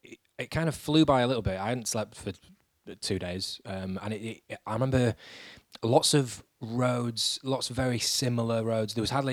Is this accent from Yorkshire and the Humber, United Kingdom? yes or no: yes; Yorkshire and the Humber, United Kingdom; I'm just a Yorkshireman